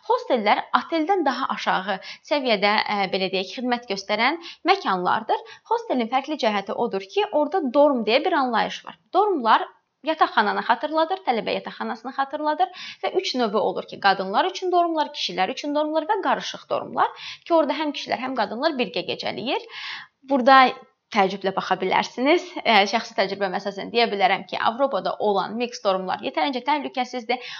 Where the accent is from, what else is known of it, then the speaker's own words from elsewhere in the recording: Azerbaijan; Biz Azərbaycanlıyıq. Ona görə bizim üçün rahat olacaq.